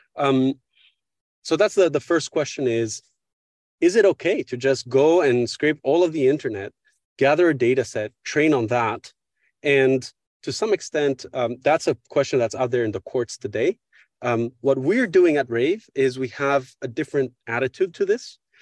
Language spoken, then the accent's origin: English; Paris, Île-de-France, France; also born or lived in Mexico / United States; I grew up here in Paris, uh, from where I'm speaking right now.